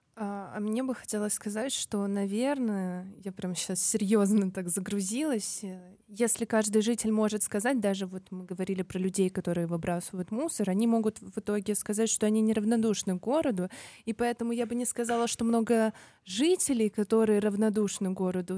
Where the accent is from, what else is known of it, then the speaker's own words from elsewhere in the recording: Tashkent, Uzbekistan; для меня быть жителем Ташкента, Узбекистана, а, это быть, это родиться в своей семье